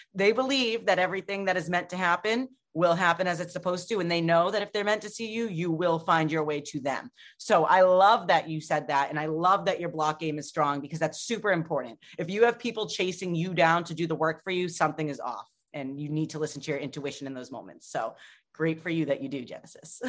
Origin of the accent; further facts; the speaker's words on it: Boston, Massachusetts, United States; I am from Boston.